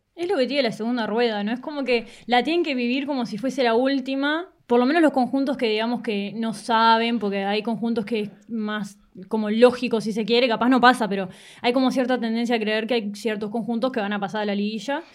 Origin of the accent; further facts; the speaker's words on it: La Paloma, Rocha, Uruguay; Yo crecí en La Paloma, en Rocha